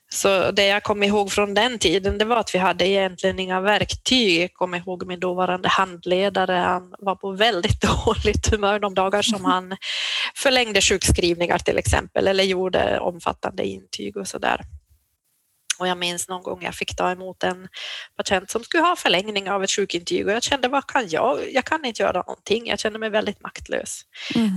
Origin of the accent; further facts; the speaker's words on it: Jakobstad, Ostrobothnia, Finland; moved away as an adult; also born or lived in Umeå; now in Byske, Sweden; jag är född i Jakobstad i Finland, pluggade i Umeå